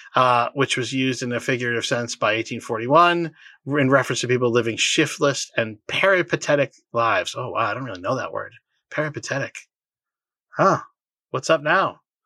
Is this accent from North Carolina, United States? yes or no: no; Boston, Massachusetts, United States; born or raised there